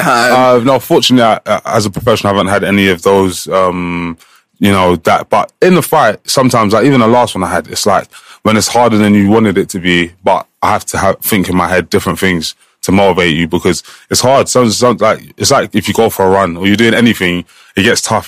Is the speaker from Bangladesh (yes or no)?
no; England, United Kingdom; I'm the one from England that's coming here now.